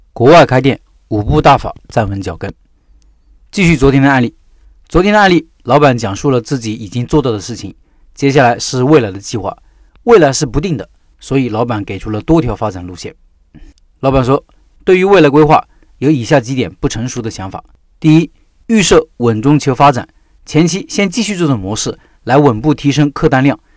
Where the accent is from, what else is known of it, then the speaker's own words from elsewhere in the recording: Northeast China, China; moved away; 我就是那种典型的东北人